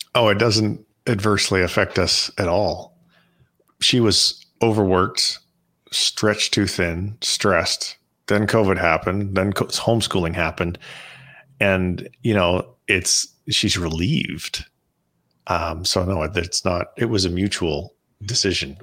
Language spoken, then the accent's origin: English; Canada; now in United States; so I'm Canadian, and I'm, uh, we're going back up to Canada for a month, um, because we're considering moving back.